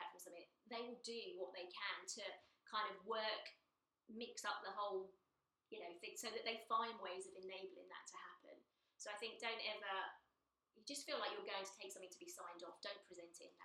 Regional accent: United Kingdom; part of being British. It's our culture

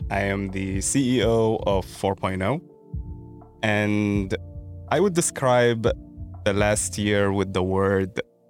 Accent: Sudan; moved away; my home country in Sudan.

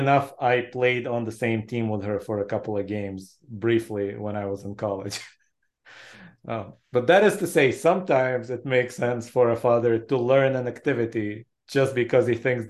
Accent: Israel; born or raised there

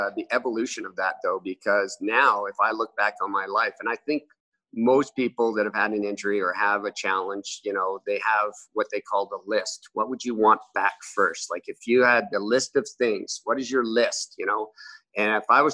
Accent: Amarillo, Texas, United States; now in Canada; I was born in Amarillo, Texas

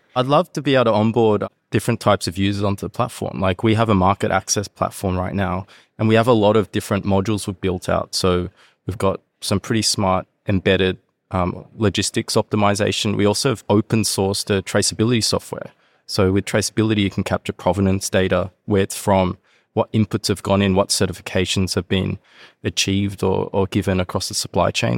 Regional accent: Sydney, New South Wales, Australia; moved away as an adult; also born or lived in Hong Kong / Canberra; now in Japan; I grew up in Sydney

